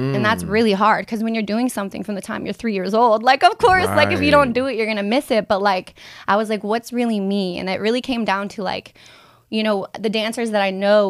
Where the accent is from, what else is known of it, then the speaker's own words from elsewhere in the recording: Cincinnati, Ohio, United States; I'm from Cincinnati.